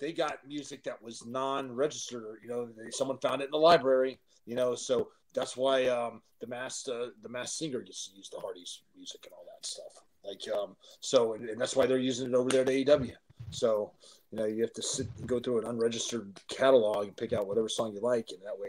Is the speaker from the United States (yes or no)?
no; Canada; I'm from Canada, and man, I got concussed in that match.